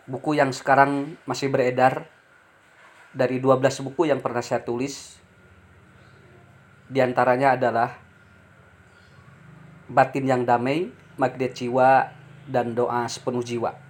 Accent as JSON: {"language": "Indonesian", "town": "Ciparay", "region": "West Java", "country": "Indonesia", "tie": "born there", "said": "Saya lahir di Kampung Leles, Desa Mekarsari, Kecamatan Ciparai, Kabupaten Bandung."}